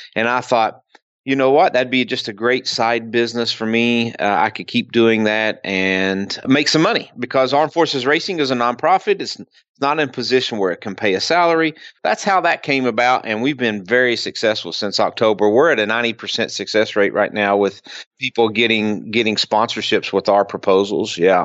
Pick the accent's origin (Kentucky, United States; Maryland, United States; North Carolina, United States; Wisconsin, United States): Kentucky, United States; moved away; I'm originally from Kentucky